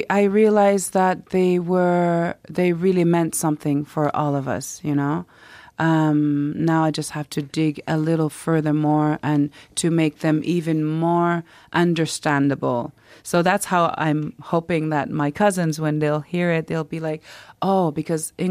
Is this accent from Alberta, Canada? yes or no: no; Quebec, Canada; We uh-huh. would go to this small town in Ivujivik near my hometown where my adoptive family are originally from